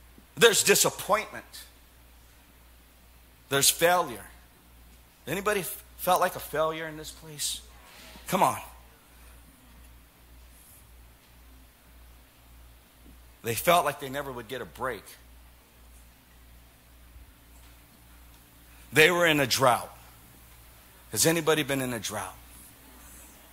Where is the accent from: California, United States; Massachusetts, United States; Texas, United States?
California, United States; Silicon Valley; I'm from Silicon Valley